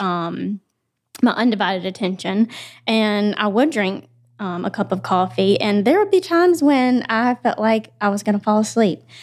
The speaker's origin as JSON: {"language": "English", "town": "Spartanburg", "region": "South Carolina", "country": "United States", "tie": "born or raised there", "said": "I am from Spartanburg"}